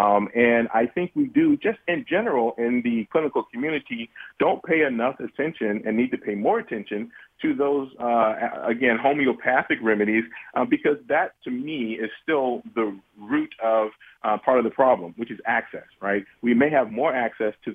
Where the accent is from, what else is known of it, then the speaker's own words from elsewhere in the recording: the South, United States; I'm from the South